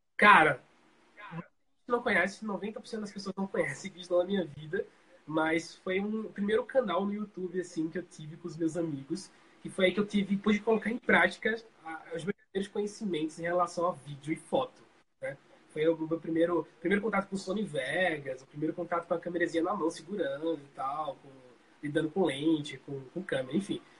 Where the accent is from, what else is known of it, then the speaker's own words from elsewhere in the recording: Colônia Leopoldina, Alagoas, Brazil; now in Maceió, Brazil; Eu sou natural de, do interior de, de, de Alagoas, ou seja, Colônia Leopoldina, mas eu moro aqui em Maceió há uns 15 anos